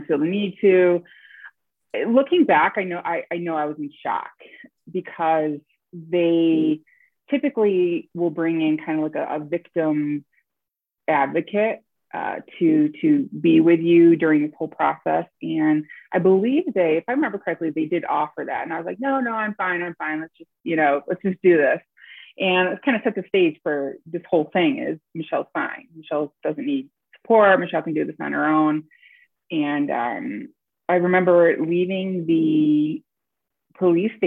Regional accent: upstate New York, United States; born or raised there

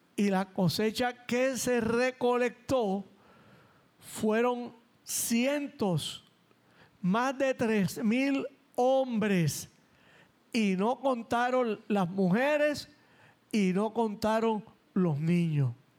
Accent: San Juan, Puerto Rico; los mugrosos panas a los que me crié en Nemesio Canales y en La Perla

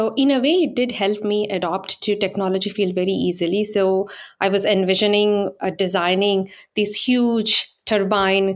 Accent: India; moved away as an adult; now in Silicon Valley, United States; I was born and raised in India

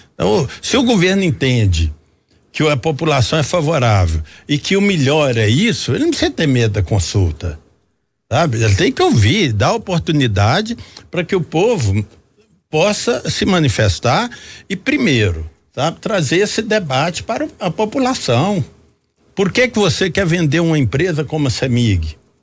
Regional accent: Jequitinhonha Valley, Minas Gerais, Brazil; Eu que venho do interior, sou do Vale de Jequitinhonha

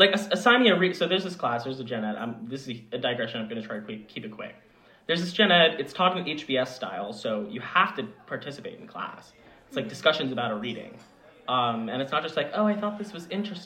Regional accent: Long Island, New York, United States; I am from Long Island, New York

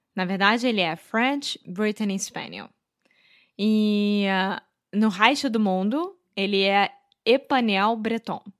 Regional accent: Rio de Janeiro, Brazil; brasileira, sou nasci no Rio de Janeiro, sou carioca

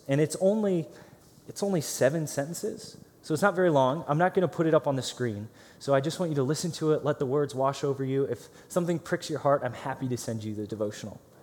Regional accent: Green, Ohio, United States; moved away; I grew up in Akron, Ohio, so a suburb of Akron called Green, Ohio

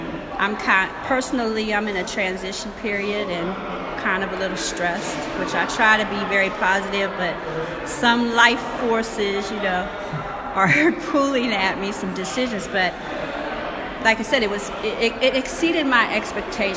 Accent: Youngstown, Ohio, United States; I was born in Youngstown, grew up right in Smoky Hollow, which is right behind this lovely building

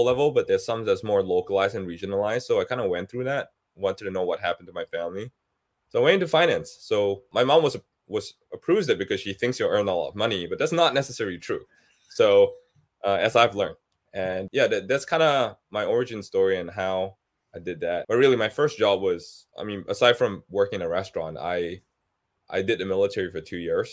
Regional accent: Singapore; moved away as an adult; now in United States; I grew up with Citibank in Singapore

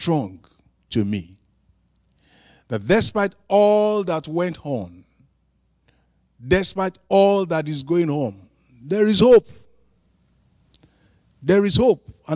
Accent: Nigeria; I am from Africa, from Nigeria.

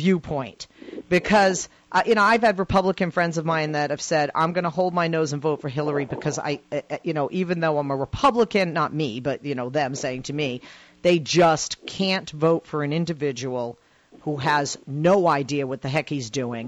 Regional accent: Massachusetts, United States; moved away; I'm from Massachusetts

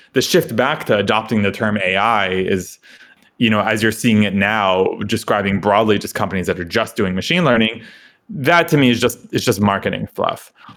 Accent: suburb of New York City, United States; I grew up in New York, uh, you know, kinda sleepy suburb of, uh, New York City

